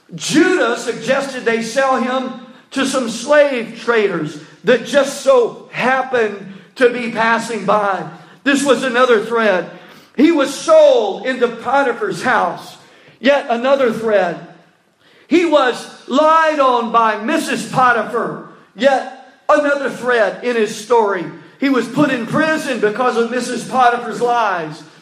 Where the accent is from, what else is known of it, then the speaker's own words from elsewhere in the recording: North Louisiana, United States; now in South Louisiana, United States; we're from North Louisiana